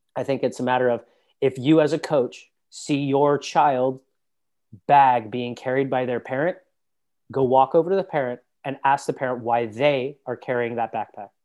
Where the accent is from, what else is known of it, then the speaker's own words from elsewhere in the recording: United States; being an American and having a U S passport